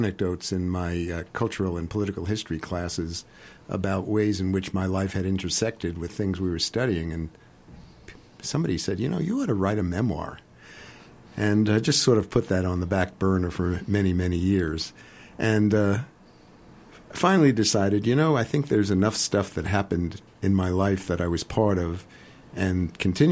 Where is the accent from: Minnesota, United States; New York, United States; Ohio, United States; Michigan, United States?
New York, United States; New York City; moved away; also born or lived in Portland, Oregon; growing up in the West Bronx in an apartment building